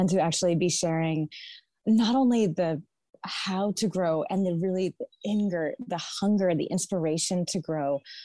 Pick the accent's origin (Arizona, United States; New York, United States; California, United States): New York, United States; Naples; I grew up here in the Finger Lakes of Western New York in my father's garden